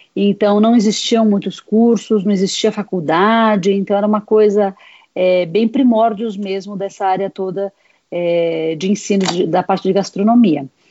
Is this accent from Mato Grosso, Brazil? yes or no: no; Presidente Prudente, São Paulo, Brazil; moved away; also born or lived in Europe; eu nasci em São Paulo, mas eu fui criada em Presidente Prudente, Oeste Paulista